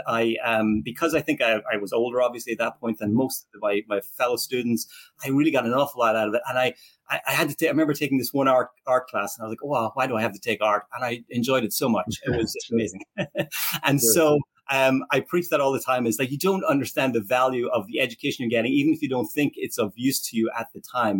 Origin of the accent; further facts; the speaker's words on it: Ireland; moved away as an adult; now in Philadelphia, United States; I'm originally from Ireland. I came here in the late 1980s